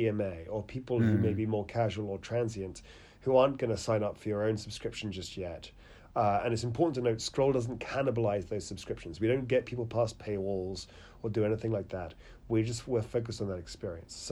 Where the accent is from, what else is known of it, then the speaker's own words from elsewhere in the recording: United Kingdom; accent: British; you can tell about the UK from my accent